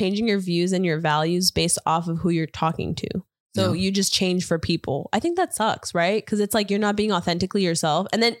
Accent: Chicago, Illinois, United States; first language Spanish; English is a second language; also born or lived in Colombia; I was born in Chicago.

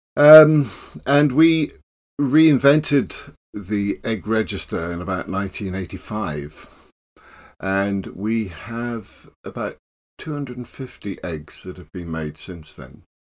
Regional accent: Plymouth, South West England, United Kingdom; now in London, United Kingdom; I was growing up in Plymouth after the war.

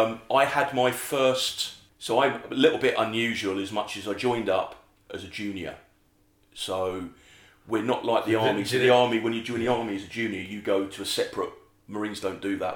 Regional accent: London, United Kingdom; I grew up in West London.

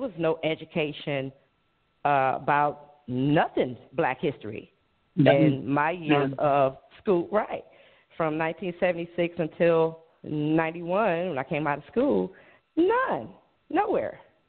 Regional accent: Cleveland, Ohio, United States; also born or lived in Fort Lauderdale; I'm 49. I was born and raised in Cleveland, Ohio. I actually did live. My late husband and I lived in Fort Lauderdale, Miami area, in 2017 for almost a year. The hurricane sent us right back up north.

